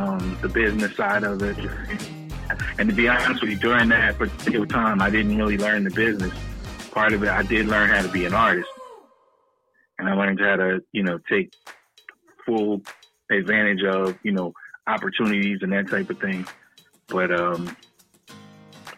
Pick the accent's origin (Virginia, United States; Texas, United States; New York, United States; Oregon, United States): Texas, United States; also born or lived in New Jersey; now in Georgia, United States; I was actually born in New Jersey. I grew up in Texas, and later on found myself, moving to Georgia to actually further my musical journey.